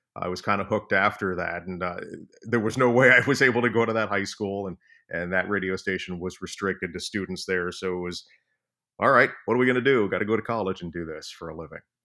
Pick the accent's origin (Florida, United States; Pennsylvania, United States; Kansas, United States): Florida, United States; moved away as an adult; also born or lived in Long Island, New York; I grew up in Florida